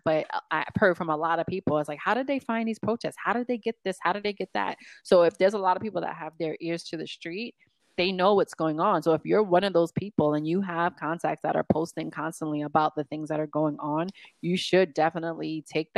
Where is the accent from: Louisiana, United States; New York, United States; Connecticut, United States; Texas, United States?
New York, United States; New York, my hometown